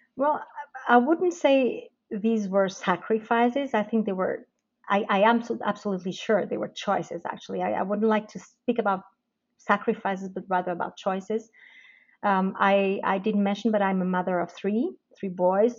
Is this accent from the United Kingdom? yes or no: no; Portugal; moved away as an adult; now in Switzerland; originally I am from Portugal, where I actually did my studies